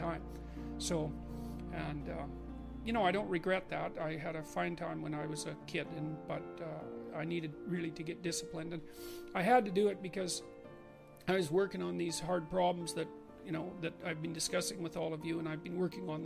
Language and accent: English; Fairview, Alberta, Canada; I was from Northern Alberta, this rough little town up in Northern Alberta called Fairview